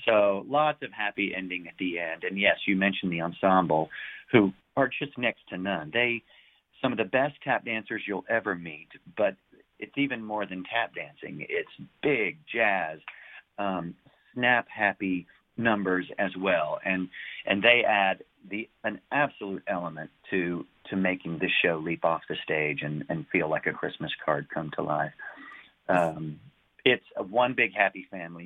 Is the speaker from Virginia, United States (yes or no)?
no; Houston, Texas, United States; moved away as an adult; also born or lived in Galveston, Texas / Tennessee; now in New York City, United States; originally I'm from Houston, Texas, and uh, you know grew up tumbling and singing in choir in school